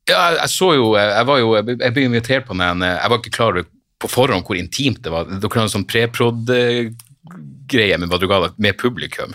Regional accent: Narvik, Nordland, Norway; moved away; Jeg har jo litt sånn halvanstrengt forhold til hjembyen min

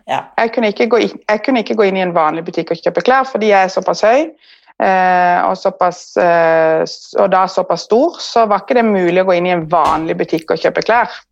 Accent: Kristiansand, Agder, Norway; moved away as an adult; now in Asker, Norway

